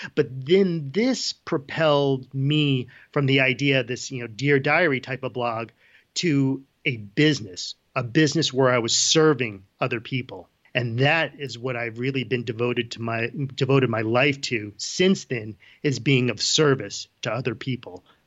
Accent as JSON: {"language": "English", "town": "Ridgefield", "region": "Connecticut", "country": "United States", "tie": "born or raised there", "moved": "as an adult", "lives_now": "Boulder, Colorado, United States", "said": "I grew up in Ridgefield, Connecticut. I, uh, born and raised in Fairfield County, Connecticut"}